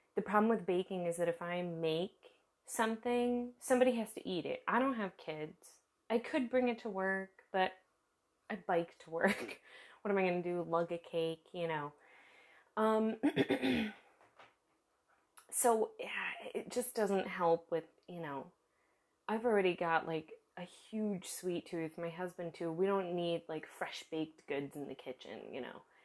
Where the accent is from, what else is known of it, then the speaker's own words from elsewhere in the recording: United States; now in Germany; I live in Germany. I am American